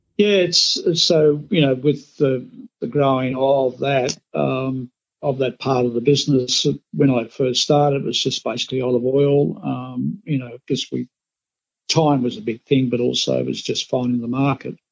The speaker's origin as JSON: {"language": "English", "country": "Australia", "said": "as Australian rice growers"}